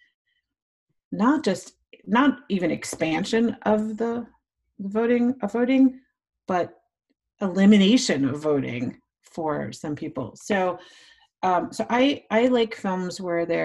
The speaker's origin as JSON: {"language": "English", "town": "New York City", "region": "New York", "country": "United States", "said": "A Northerner, I'm from New York City."}